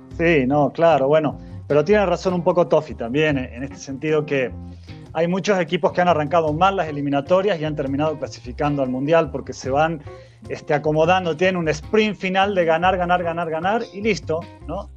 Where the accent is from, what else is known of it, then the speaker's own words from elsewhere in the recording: Argentina; Yo como argentino